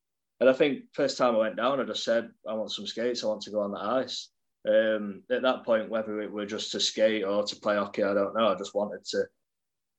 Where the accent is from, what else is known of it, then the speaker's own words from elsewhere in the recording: Sheffield, Yorkshire and the Humber, United Kingdom; I grew up in Sheffield, a place called Norton near Graves Park